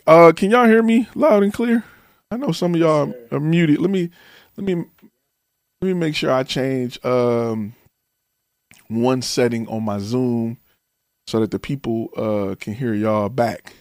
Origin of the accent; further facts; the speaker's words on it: the North, United States; I'm from the North